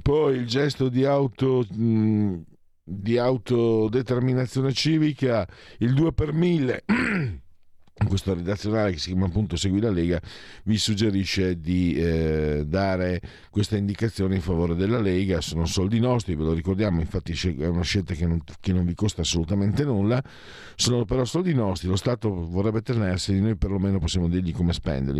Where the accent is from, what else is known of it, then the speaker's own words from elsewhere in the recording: Pordenone province, Friuli-Venezia Giulia, Italy; dalle mie parti